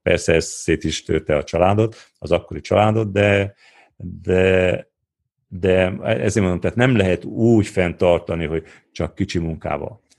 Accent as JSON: {"language": "Hungarian", "town": "Odorheiu Secuiesc", "region": "Harghita County", "country": "Romania", "tie": "born or raised there", "said": "ahhoz, hogy én ezt elértem udvarhelyen, azért értem el, mert itt nőttem föl"}